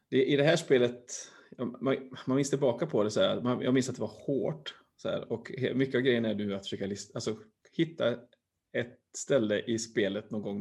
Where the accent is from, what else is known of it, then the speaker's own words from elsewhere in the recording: Uddevalla, Västra Götaland, Sweden; jag är från, jag är från Öfre Uddevalla.